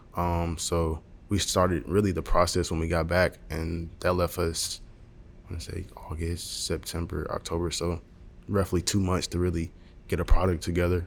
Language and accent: English; Montgomery, Alabama, United States; I'm from Montgomery, Alabama